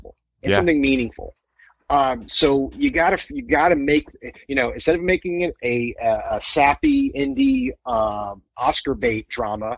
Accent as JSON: {"language": "English", "region": "the South", "country": "United States", "tie": "born or raised there", "said": "When I was a little kid growing up in the South"}